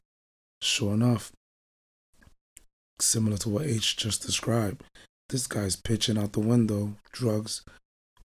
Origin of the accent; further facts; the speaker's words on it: New York City, New York, United States; I'm born and raised in the Bronx